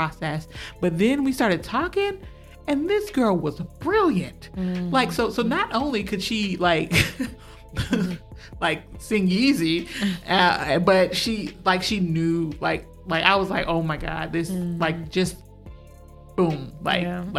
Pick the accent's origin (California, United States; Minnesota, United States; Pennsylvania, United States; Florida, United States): Minnesota, United States; moved away as an adult; also born or lived in Louisiana; I was born and raised in Minnesota.